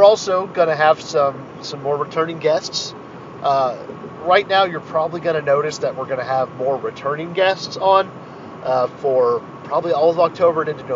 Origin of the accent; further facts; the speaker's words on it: United States; I'm a white cis hetero American dude